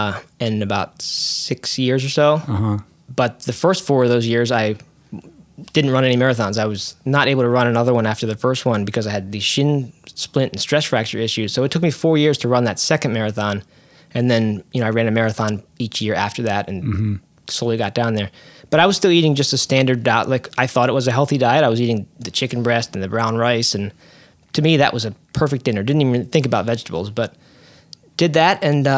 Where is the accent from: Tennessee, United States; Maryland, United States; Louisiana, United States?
Maryland, United States; I grew up in Maryland, north of Baltimore.